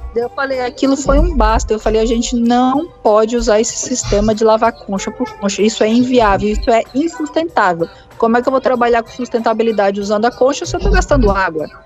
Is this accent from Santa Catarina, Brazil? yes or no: yes; Santa Catarina, Brazil; moved away as an adult; now in Maceió, Brazil; eu sou de Santa Catarina